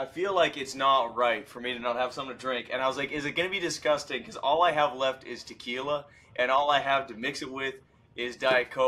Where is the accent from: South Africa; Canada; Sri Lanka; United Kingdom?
Canada; moved away as an adult; now in Tennessee, United States; Being a Canadian guy